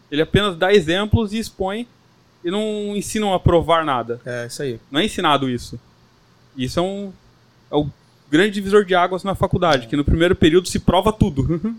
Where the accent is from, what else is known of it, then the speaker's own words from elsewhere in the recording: São Roque, São Paulo, Brazil; Como você me apresentou, vim de São Roque, interior de São Paulo, tá?